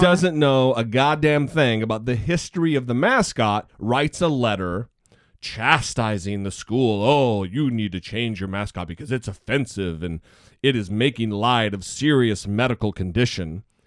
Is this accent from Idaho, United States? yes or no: yes; Orofino, Idaho, United States; moved away; the Idaho State Mental Hospital happens to also be in my hometown